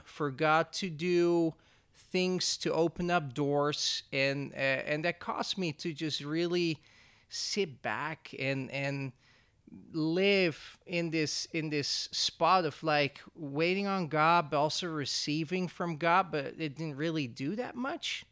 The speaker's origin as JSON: {"language": "English", "country": "Netherlands", "moved": "as an adult", "lives_now": "Oroville, United States", "said": "I'm from the Netherlands."}